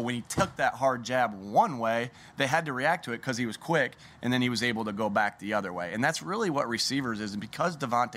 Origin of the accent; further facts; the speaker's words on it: New York, United States; when I was growing up in New York